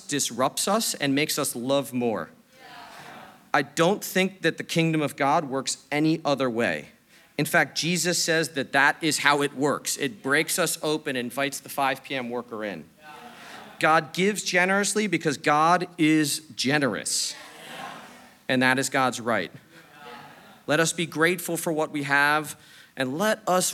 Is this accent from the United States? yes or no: yes; New York City, New York, United States; I'm a New Yorker, I'm straightforward